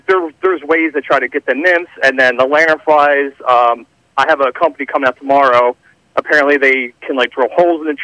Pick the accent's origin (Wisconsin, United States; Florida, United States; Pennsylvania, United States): Pennsylvania, United States; Philadelphia; now in Audubon, United States; I grew up in Philly. I live in KOP area now.